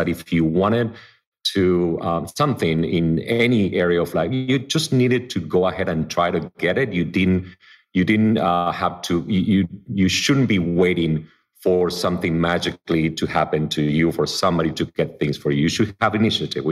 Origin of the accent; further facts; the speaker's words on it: suburbs of Buenos Aires, Buenos Aires Province, Argentina; English is a second language; moved away as an adult; also born or lived in Miami, United States; now in Los Angeles, United States; I grew up in the suburbs of Buenos Aires